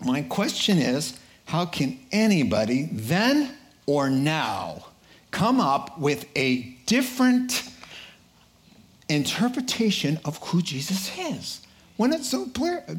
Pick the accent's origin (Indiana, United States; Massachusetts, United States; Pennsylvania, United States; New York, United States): Massachusetts, United States; Boston; I'm from Boston